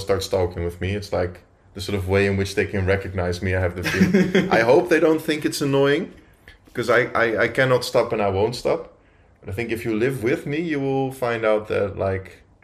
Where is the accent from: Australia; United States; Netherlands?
Netherlands; moved away as an adult; now in Austria; I am from the Netherlands and I came here for my study some time ago. Then decided to settle down